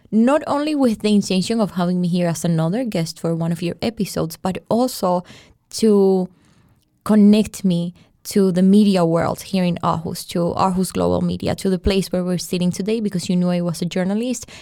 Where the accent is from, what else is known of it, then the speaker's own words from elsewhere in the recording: Colombia; I'm a journalist. I'm from Colombia.